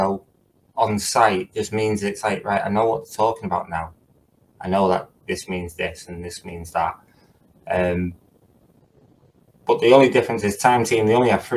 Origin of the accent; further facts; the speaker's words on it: Runcorn, North West England, United Kingdom; my hometown of Runcorn